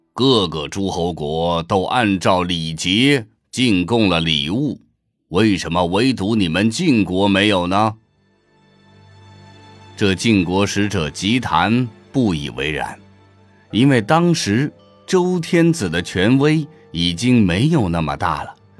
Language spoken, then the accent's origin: Chinese; China; 作为一个中国人